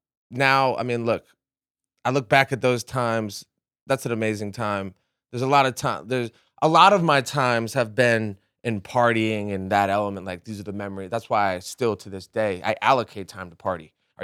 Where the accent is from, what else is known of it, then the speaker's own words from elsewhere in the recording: New England, United States; I grew up in New England.